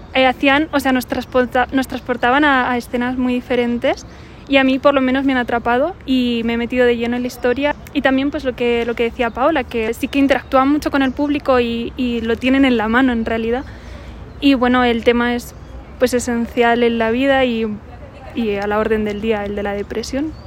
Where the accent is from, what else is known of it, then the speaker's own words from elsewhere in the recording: Spain; moved away; aquí, en México, yo soy de España